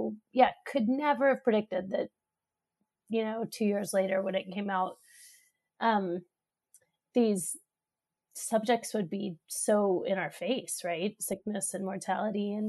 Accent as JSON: {"language": "English", "town": "Austin", "region": "Texas", "country": "United States", "tie": "born or raised there", "moved": "as an adult", "lives_now": "Pittsburgh, United States", "said": "from Austin, Texas, which is my hometown, to Pittsburgh, where we both live now"}